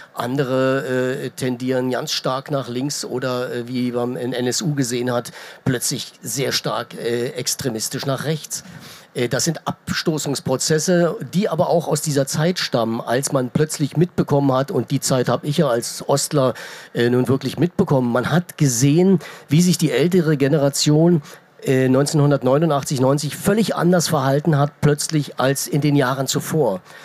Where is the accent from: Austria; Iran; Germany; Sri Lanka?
Germany; Ich bin in der DDR groß geworden